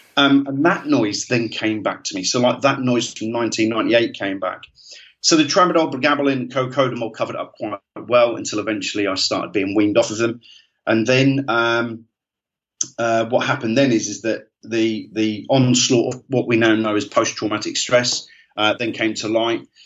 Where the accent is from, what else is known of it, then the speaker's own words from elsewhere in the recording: Great Yarmouth, East of England, United Kingdom; I'm from Great Yarmouth originally